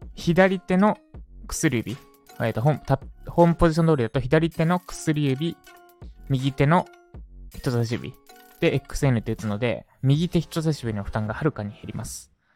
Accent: Katsushika, Tokyo, Japan; 東京都葛飾区立石、私の実家ですね

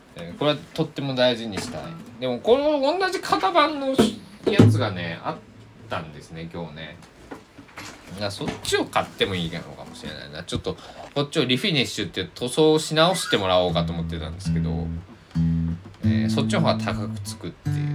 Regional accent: Kochi, Japan; moved away as an adult; also born or lived in Kagawa Prefecture; now in Kagawa, Japan; 高知県生まれ育ちな僕は

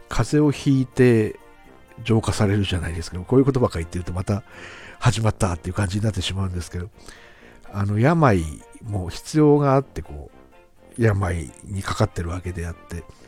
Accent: Aomori, Japan; 地元青森で

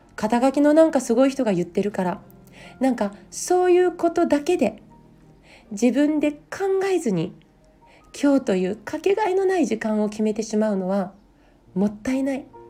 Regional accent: Hofu, Yamaguchi, Japan; also born or lived in Fukui Prefecture; now in Niigata, Japan; 福井県武府市で生まれて、えー、山口県防府市で育ちました今は新潟県に住んでいます

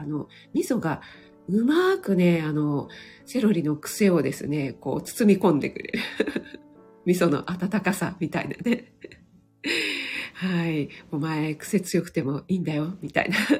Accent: Kanto, Japan; 本当に雪に弱い関東人

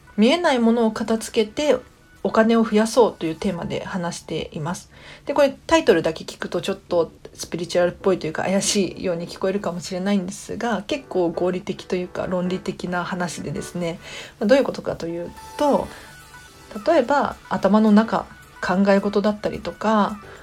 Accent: Tokyo, Japan; 私東京都民なので

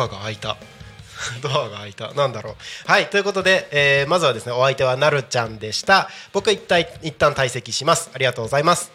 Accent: Morioka, Iwate, Japan; also born or lived in Takko, Aomori; 中学校高校の時は、岩手県の盛岡市で過ごしたんですよ

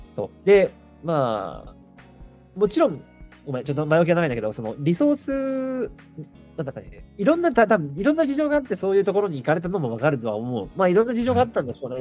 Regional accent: Toyama, Japan; 僕は富山県出身なので

